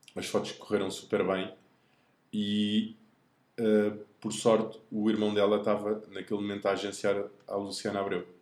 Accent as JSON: {"language": "Portuguese", "region": "Lisbon", "country": "Portugal", "said": "sou aqui de Lisboa"}